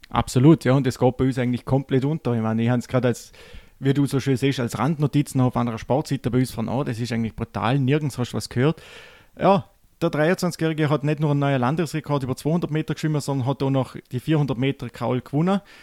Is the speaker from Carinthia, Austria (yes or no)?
no; Vorarlberg, Austria; bei uns im Ländle